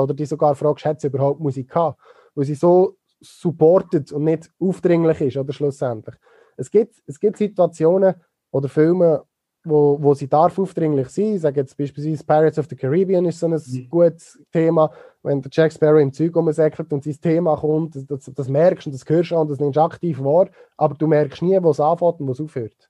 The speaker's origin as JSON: {"language": "German", "town": "Niedergösgen", "region": "Solothurn", "country": "Switzerland", "tie": "born or raised there", "said": "Ich komme aus Niedergösgen ursprünglich und äh, bin natürlich mit dem Feelgood Festival aufgewachsen dort"}